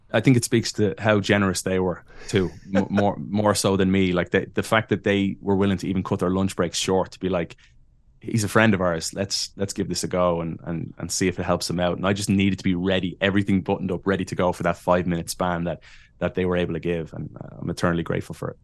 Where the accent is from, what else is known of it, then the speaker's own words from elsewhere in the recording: Ireland; moved away as an adult; I am from Ireland and met a Chicago girl